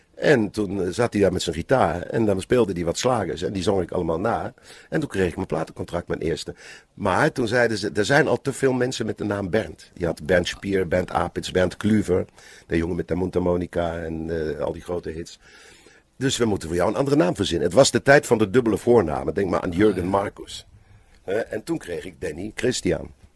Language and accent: Dutch; Bensberg, North Rhine-Westphalia, Germany; Dutch is a second language; moved away; in Bensberg, waar ik vandaan kom